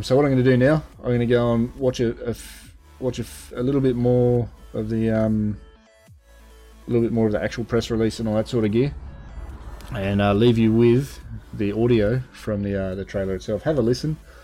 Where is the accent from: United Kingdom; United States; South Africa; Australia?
Australia; Being Australian myself